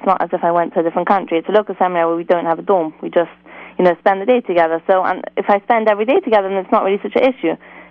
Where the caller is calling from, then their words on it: England, United Kingdom; I'm calling from England.